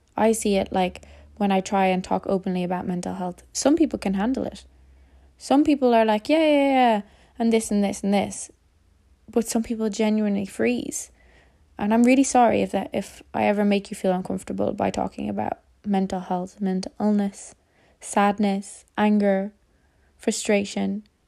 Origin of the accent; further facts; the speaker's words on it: Ireland; As an Irish person